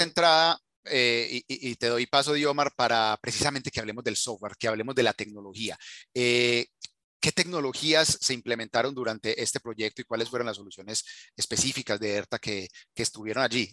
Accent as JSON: {"language": "Spanish", "country": "Colombia", "said": "yo soy colombiano"}